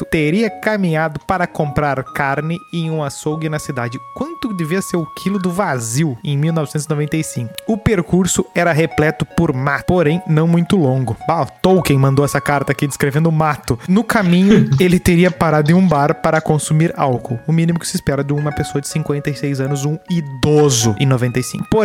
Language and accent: Portuguese; Estância Velha, Rio Grande do Sul, Brazil; sou de Estância Velha.